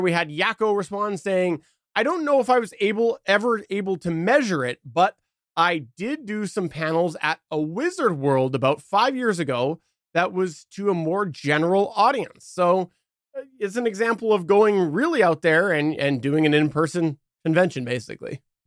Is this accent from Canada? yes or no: yes; Canada; as a Canadian